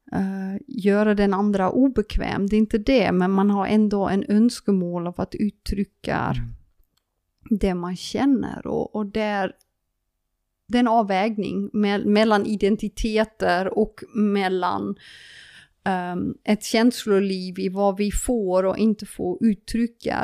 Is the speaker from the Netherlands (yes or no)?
yes; Friesland, Netherlands; Swedish is a second language; moved away as an adult; now in Sweden; Jag är en holländare som flyttade till Sverige. Eh, en frisare som flyttade till Sverige